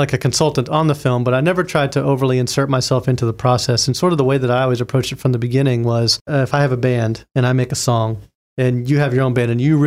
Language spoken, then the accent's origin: English; Florida, United States; I'm from Florida